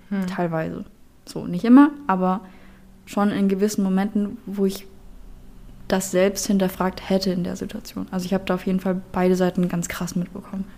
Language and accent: German; Berlin, Germany; moved away as an adult; now in Hamburg, Germany; ich bin dementsprechend halt in Berlin auch geboren